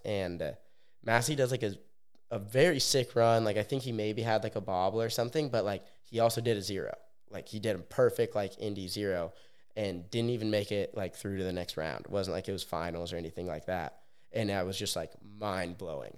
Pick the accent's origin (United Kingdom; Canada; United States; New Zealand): United States; Bend, Oregon; now in Orlando, United States; I grew up in Bend, Oregon